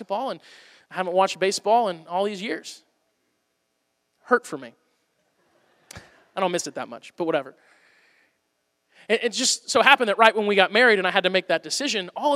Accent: Missouri, United States; I'm from Missouri, so I paid really close attention to that, because it was kind of in my own backyard

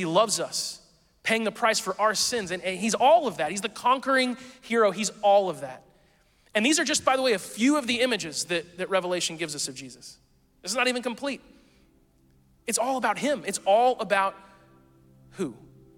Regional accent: the South, United States; we're from the South

